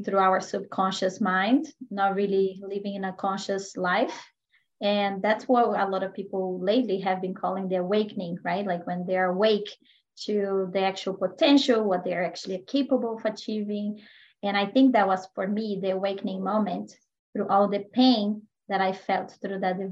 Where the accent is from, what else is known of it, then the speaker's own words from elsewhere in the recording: Brazil; moved away as an adult; now in United States; I am originally from Brazil.